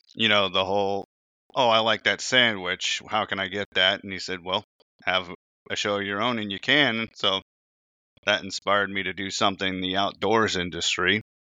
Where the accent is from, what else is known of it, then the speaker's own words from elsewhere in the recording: Indiana, United States; I was born in Indiana